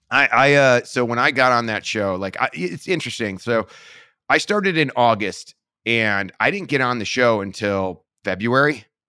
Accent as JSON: {"language": "English", "town": "Parma", "region": "Ohio", "country": "United States", "tie": "born or raised there", "said": "I was born in Parma, Ohio, and, um, I lived there my entire life. Grew up kinda, I guess, middle class"}